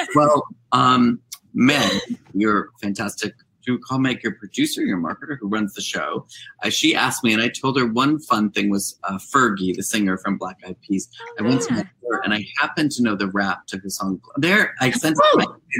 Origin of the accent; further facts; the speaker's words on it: Monroe, Connecticut, United States; my hometown bookstore, the, the bookstore in the town where I grew up